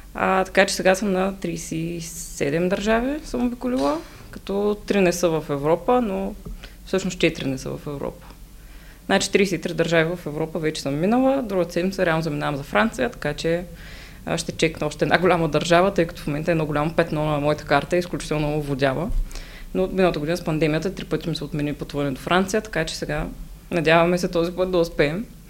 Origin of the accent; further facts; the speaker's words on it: Shumen, Shumen Province, Bulgaria; аз съм от Шумен